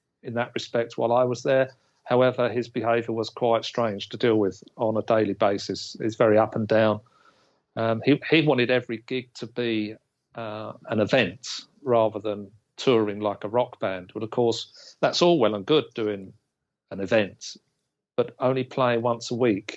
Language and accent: English; England, United Kingdom; an English kid